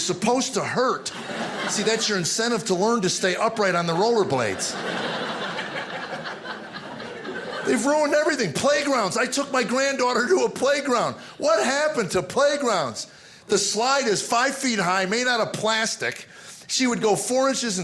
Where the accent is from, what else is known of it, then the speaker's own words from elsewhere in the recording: United States; also born or lived in Arizona; growing up in America